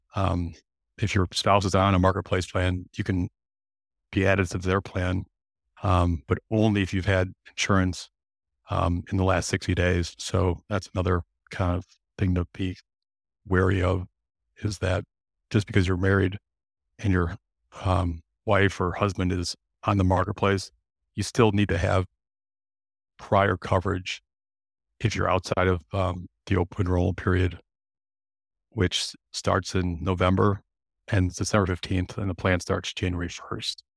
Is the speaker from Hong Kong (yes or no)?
no; Illinois, United States; I'm from Illinois, I'm here in Chicago